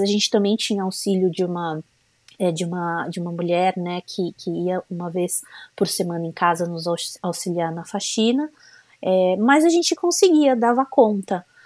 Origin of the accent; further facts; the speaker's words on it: São Paulo, Brazil; moved away as an adult; now in United States; eu sou de São Paulo, é, mas já faz quase um ano que a gente tem é, morado aqui nos Estados Unidos